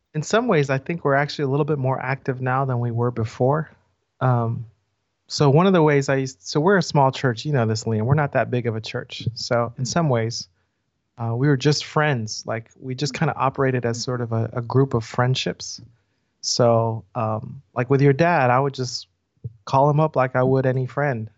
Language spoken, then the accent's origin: English; the South, United States; now in Atlanta, United States; I'm Korean American, and I've been in the South my whole life